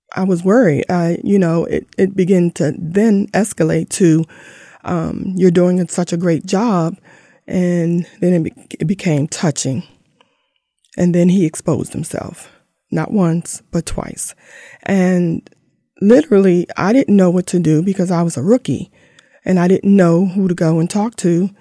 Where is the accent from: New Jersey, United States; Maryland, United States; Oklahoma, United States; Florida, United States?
Maryland, United States; Langley Park; we grew up in Langley Park, um, Fifteenth Avenue down to D C